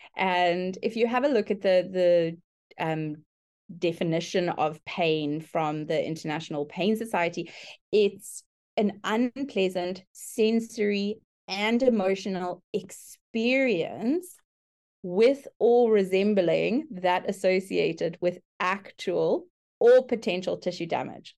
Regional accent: South Africa; moved away as an adult; now in Brisbane, Australia; I currently work in Brisbane, Australia, but I'm originally from South Africa. We've been living in Australia for the last two years

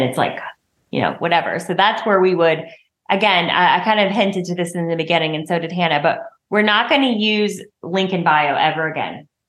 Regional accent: the South, Southern United States, United States; accent: southern; my southern accent

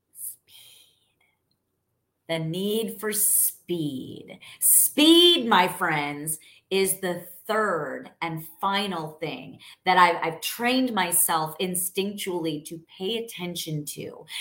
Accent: New York, United States; now in Texas, United States; I'm Italian. I'm from born and raised in New York. I'm now a Texan

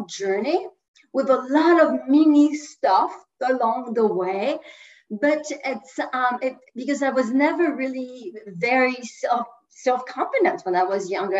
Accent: France; first language French; English is a second language; moved away as an adult; now in United States; in my 20s, I decided to move from France to the US

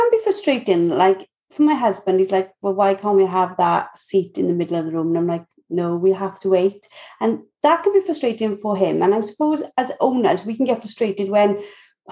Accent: Wales, United Kingdom; accent: Welsh; my Welsh accent

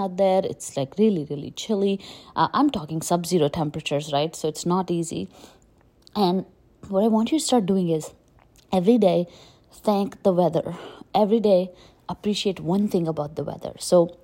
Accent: India; moved away as an adult; also born or lived in Delhi, India / Jaipur, India / Pune, India; now in United States; I grew up in India and it was really, really, really hot, right? Like I grew up in Delhi, Jaipur, and even when I got to Pune

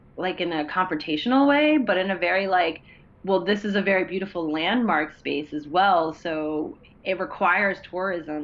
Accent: Columbia, Maryland, United States; also born or lived in Washington, D.C.; I grew up in Columbia, Maryland, okay. and spent most of my time in DC and Columbia.

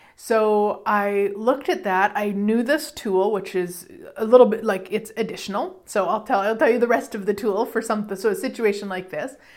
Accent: Canada; I'm Canadian

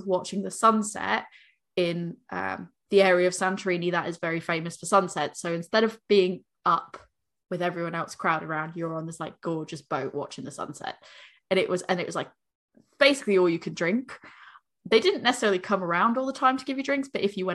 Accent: United States; now in United Kingdom; I'm American

